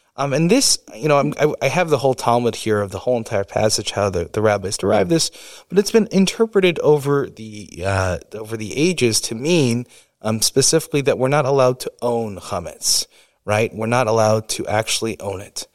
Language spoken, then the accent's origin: English; New York, United States; I grew up in New York